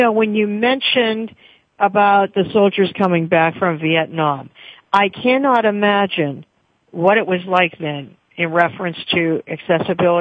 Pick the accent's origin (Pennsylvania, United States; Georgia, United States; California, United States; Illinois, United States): Pennsylvania, United States; Pittsburgh; I am from Pittsburgh, Pennsylvania